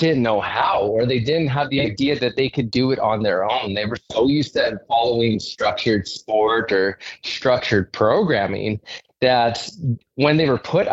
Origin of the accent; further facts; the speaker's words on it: Saskatoon, Saskatchewan, Canada; I'm from Saskatoon, and I ended up working at an inner city school in Saskatoon